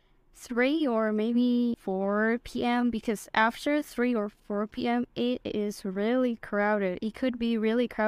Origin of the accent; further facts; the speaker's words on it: Jakarta, Indonesia; moved away as an adult; now in Surabaya, Indonesia; my hometown of Jakarta